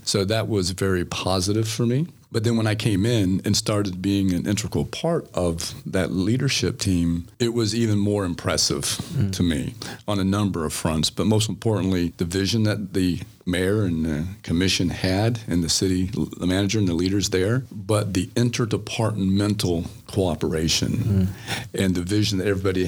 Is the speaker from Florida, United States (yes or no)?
yes; Central Florida, United States; I grew up here in the Central Florida area